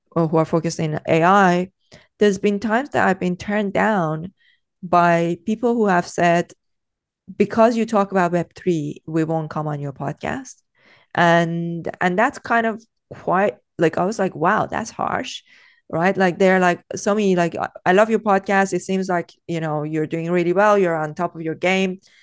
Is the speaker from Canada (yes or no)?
no; Iran; moved away; growing up in Iran